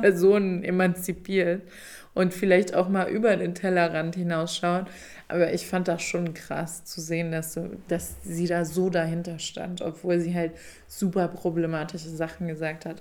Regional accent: Rhineland-Palatinate, Germany; now in Berlin, Germany; da wo ich aufgewachsen bin

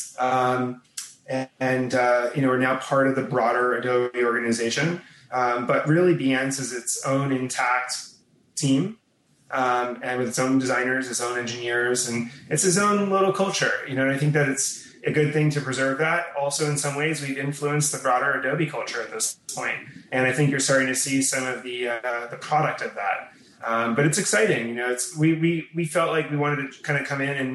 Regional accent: Newton, Massachusetts, United States; now in New York, United States; I grew up outside of Boston in a town called Newton, or more specifically Wabun.

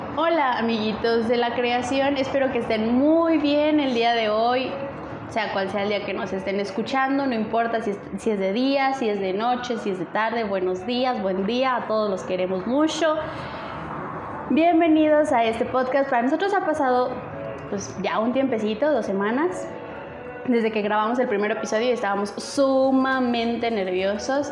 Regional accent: Aguascalientes, Mexico; nosotros somos de Aguascalientes

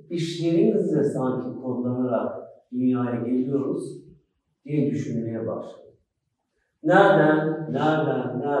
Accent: Schwabach, Bavaria, Germany; born there; Almanya'da Schwabach'ta doğdum. Gurbetçi bir ailenin çocuğu olarak.

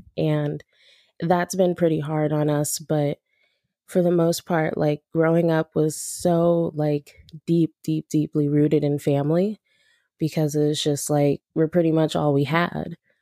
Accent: Los Angeles, California, United States; also born or lived in Woodland Hills, California; I'm from Los Angeles. Um, I grew up mostly in South Central L A, like towards U S C, downtown L A, that area. And then I moved out to the San Fernando Valley when I was about eight or nine

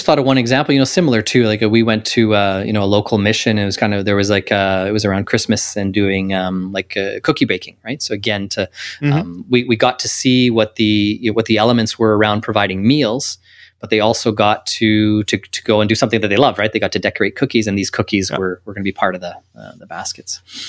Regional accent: Canada; So as much as I grew up in Canada, my parents are from Portugal.

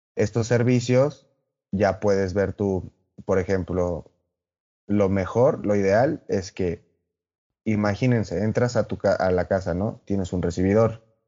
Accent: Mexico; como buenos mexicanos que somos

